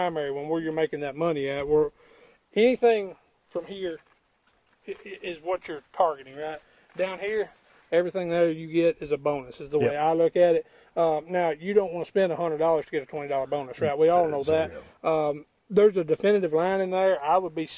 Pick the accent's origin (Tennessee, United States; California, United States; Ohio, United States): Tennessee, United States; West; I'm from Tennessee